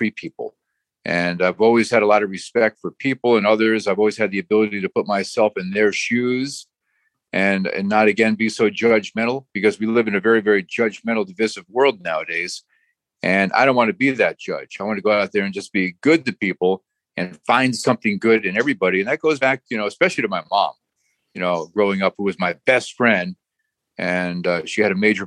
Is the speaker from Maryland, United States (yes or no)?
no; North Branford, Connecticut, United States; also born or lived in Trenton, New Jersey / Guilford, Connecticut; I grew up in North Branford, Connecticut.